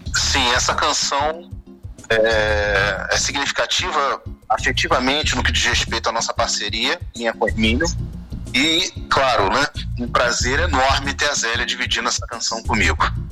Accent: Rio de Janeiro, Brazil; as famílias do subúrbio do Rio de Janeiro, de ah. é onde eu vim

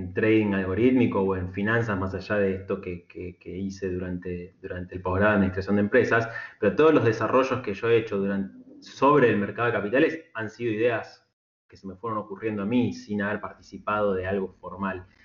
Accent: Argentina; somos en Argentina

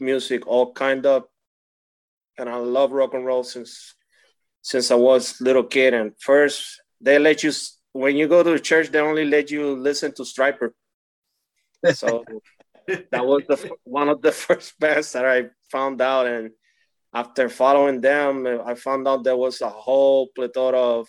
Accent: Puerto Rico; now in San Antonio, United States; I live in San Antonio, but I was born and raised in Puerto Rico

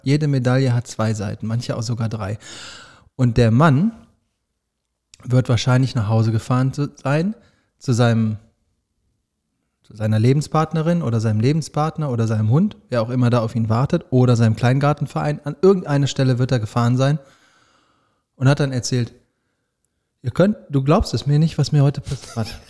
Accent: Düsseldorf, North Rhine-Westphalia, Germany; Als Düsseldorfer sage ich

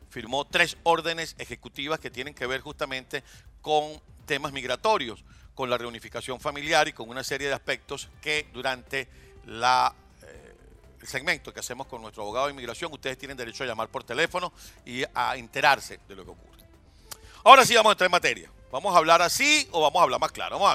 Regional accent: Venezuela; Pues nosotros, como venezolanos, como civiles, como quienes somos los que hemos mantenido a esos holgazanes

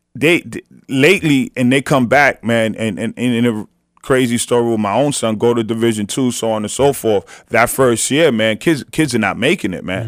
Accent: New York City, New York, United States; growing up in the city

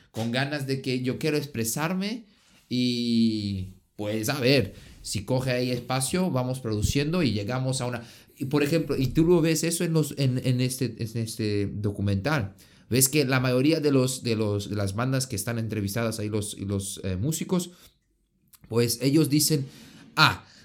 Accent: Pachuca, Hidalgo, Mexico; yo soy de, de México, de Pachuca y eso es mi idea.

